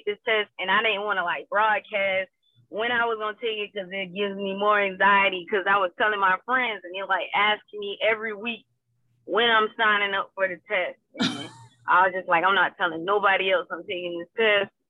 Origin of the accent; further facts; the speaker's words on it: South Carolina, United States; moved away as an adult; also born or lived in Washington, D.C.; now in Spartanburg, United States; I'm originally from South Carolina